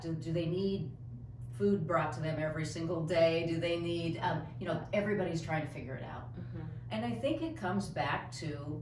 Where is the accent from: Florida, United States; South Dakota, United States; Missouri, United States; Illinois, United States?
South Dakota, United States; moved away as an adult; now in Omaha, United States; I'm actually from South Dakota originally. But I've been down here for a long time.